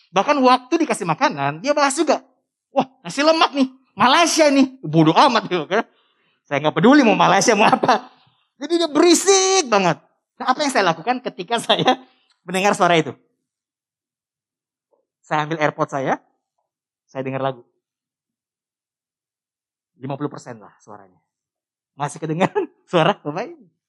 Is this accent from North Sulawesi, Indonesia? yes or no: yes; North Sulawesi, Indonesia; Orang Sangir itu Sulawesi Utara. Dari Manado naik kapal lagi semalam. Dekat Filipin. Itu kampung saya.